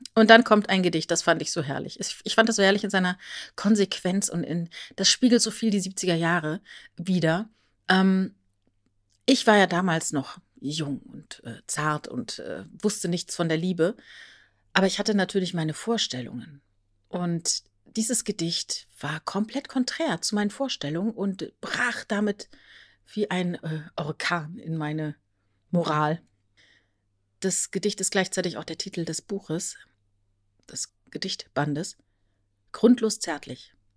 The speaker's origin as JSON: {"language": "German", "region": "Rhineland-Palatinate", "country": "Germany", "tie": "born or raised there", "said": "Als Teenager in der Südpfalz groß geworden, kaufte ich in der ortsansässigen Buchhandlung in Bad Bergzabern"}